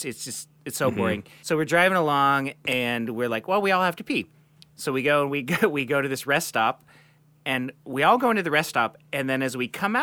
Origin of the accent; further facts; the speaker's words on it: Seattle, Washington, United States; we're from Seattle.